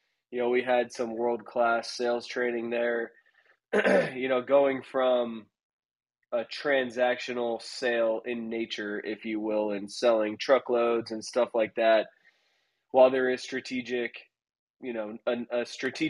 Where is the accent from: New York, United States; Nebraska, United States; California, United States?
Nebraska, United States; Omaha; moved away as an adult; also born or lived in Chicago; I was from Omaha, Nebraska